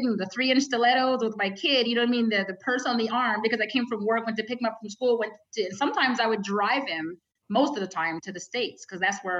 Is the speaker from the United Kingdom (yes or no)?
no; Canada; I'm so proud as a Canadian.